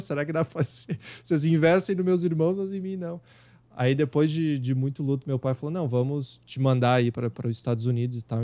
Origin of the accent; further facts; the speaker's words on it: Rio Grande do Sul, Brazil; accent: gaúcho; eu tenho um sotaque muito carregado gaúcho